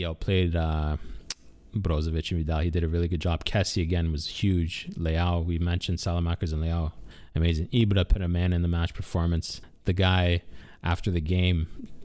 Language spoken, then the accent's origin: English; Canada; we're from Canada